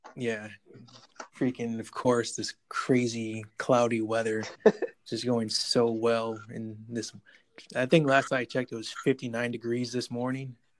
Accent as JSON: {"language": "English", "town": "Buffalo", "region": "New York", "country": "United States", "tie": "born or raised there", "moved": "yes", "lives_now": "Texas, United States", "said": "Buffalo, New York, my hometown"}